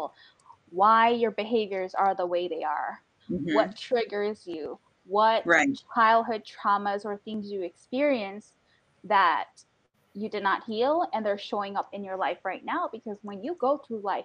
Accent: Guyana; I'm Guyanese, so I come from the Caribbean and West Indian community

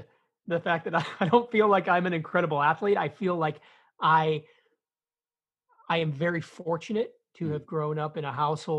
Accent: Chicago, Illinois, United States; I'm from Chicago, Illinois. I grew up in a blue-collar neighborhood on the south side of the city

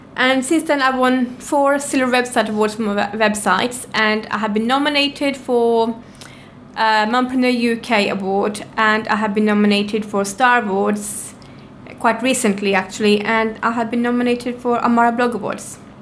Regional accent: Norway; moved away as an adult; now in London, United Kingdom; I'm from Norway. I came to London about seven years ago with nothing whatsoever

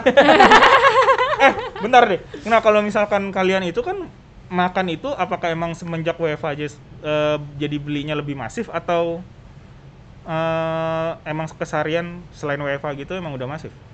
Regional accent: Bekasi, West Java, Indonesia; gua kan warga Bekasi

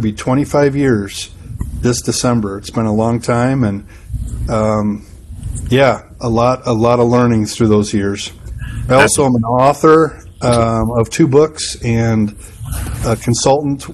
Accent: Madison, Wisconsin, United States; I'm from Madison, Wisconsin.

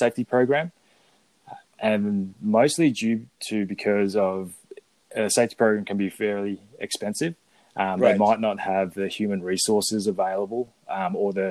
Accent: Perth, Western Australia, Australia; moved away as an adult; I grew up in Perth, Western Australia

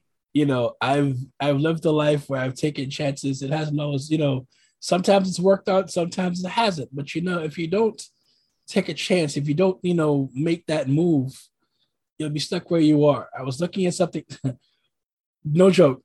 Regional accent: New York City, New York, United States; now in Oregon, United States; I'm originally from New York City, originally from Brooklyn. I reside currently in the Pacific Northwest in Oregon

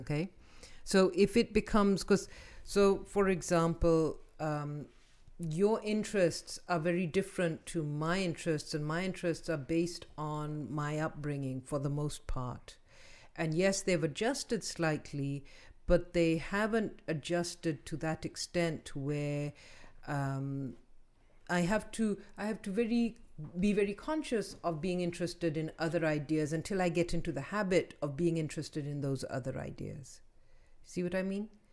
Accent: Pakistan; now in United States; we grew up in Pakistan

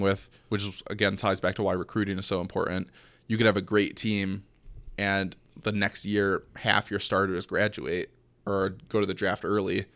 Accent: Detroit, Michigan, United States; Growing up in the Metro Detroit area

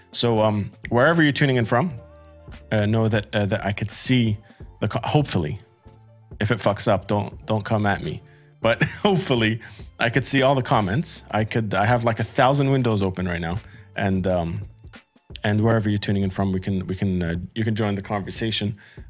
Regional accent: Amman, Amman Governorate, Jordan; also born or lived in Qatar; one of the first quote unquote real bands that I found growing up in the Middle East. You know, I moved from Qatar to Jordan, and I was like trying to get into the scene.

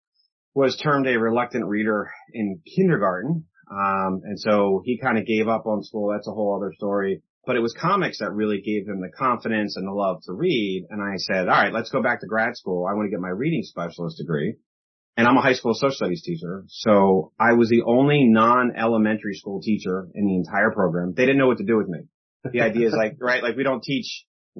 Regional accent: Philadelphia, Pennsylvania, United States; I grew up in Philadelphia

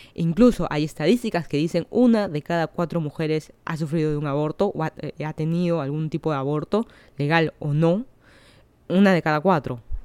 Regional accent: Lima, Peru; moved away as an adult; now in Miami, United States; yo soy de Lima, Perú. Hace un año que me mudé a Florida

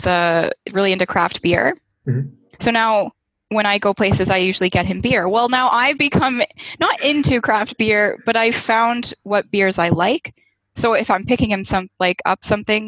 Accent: Cambridge, Ontario, Canada; moved away as an adult; now in Toronto, Canada; I grew up in Cambridge, wanted to live in Waterloo, moved around.

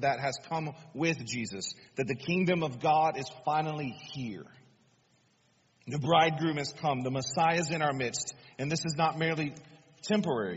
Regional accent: United States; us as American people

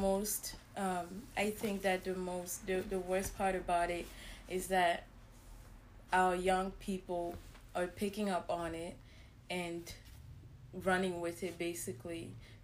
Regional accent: Cameroon; moved away; I grew up in Cameroon

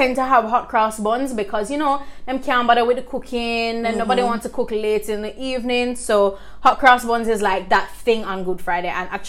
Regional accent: Jamaica; just being a Jamaican as well, food plays such a large part in our identity.

